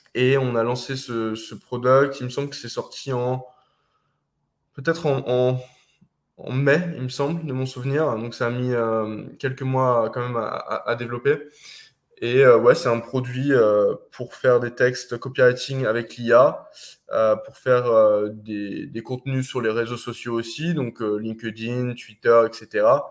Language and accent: French; France; moved away as an adult; also born or lived in Eastern Europe; je suis parti de France 13 jours après mes 18 ans. Je suis parti en Europe de l'Est